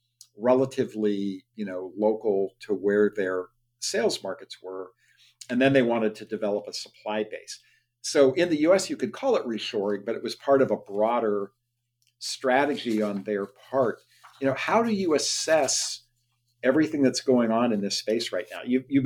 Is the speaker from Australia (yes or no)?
no; Youngstown, Ohio, United States; I grew up in Youngstown, Ohio, where the steel mill, you know, employed 4,000 people per shift, or GM Lordstown, you know, employed 35,000 people when I was a kid.